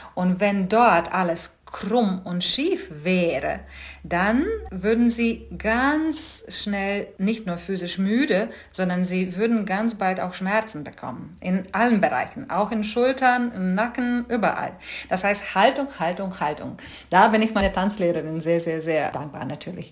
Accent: Rēzekne, Latgale, Latvia; German is a second language; moved away as an adult; also born or lived in London / Stuttgart / Hamburg; ich bin in sowjetischen Lettland aufgewachsen

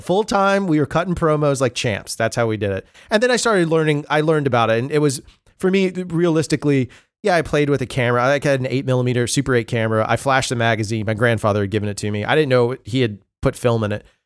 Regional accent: Mobile, Alabama, United States; Where I grew up was, uh, a, a city called Mobile, which is on the Gulf Coast

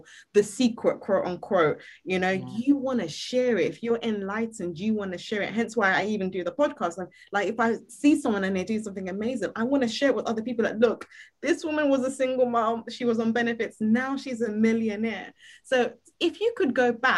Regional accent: Nigeria; I'm Nigerian

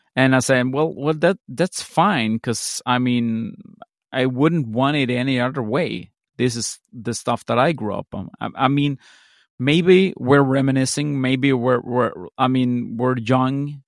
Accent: Sweden; I'm from Sweden

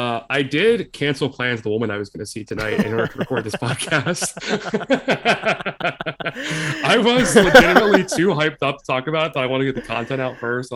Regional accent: Pennsylvania, United States; I grew up in Pennsylvania.

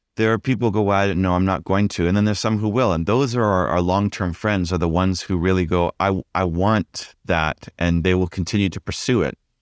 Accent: Vancouver, British Columbia, Canada; also born or lived in Ontario; now in Vancouver, Canada; I grew up in Vancouver

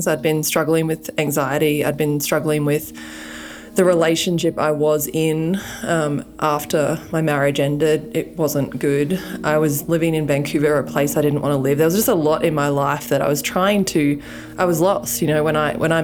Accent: Australia; moved away as an adult; now in United States; I'm from Australia. I have a funny accent.

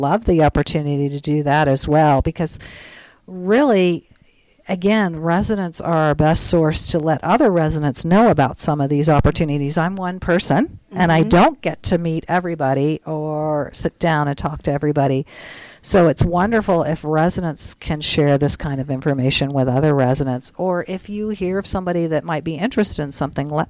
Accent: Tennessee, United States; moved away; also born or lived in Missouri; I'm from Tennessee originally

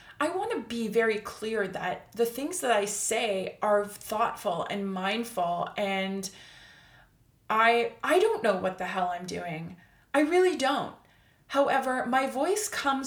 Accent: Canada; I'm Canadian

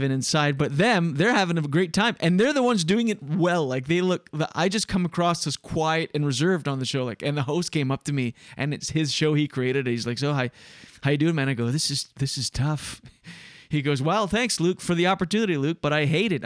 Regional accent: New Brunswick, Canada; first language French; English is a second language; moved away as an adult; now in Quebec, Canada; where I grew up in New Brunswick

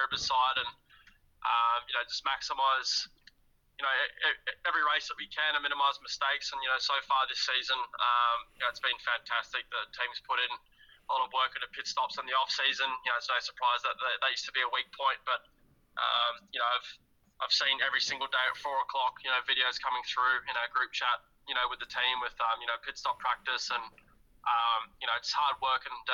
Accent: Perth, Western Australia, Australia; moved away; my hometown, as you would say, being born and raised in Perth, Western Australia

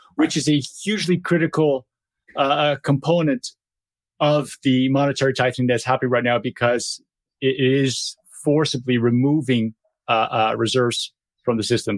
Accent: Brazil; moved away; I'm, I'm from Brazil originally

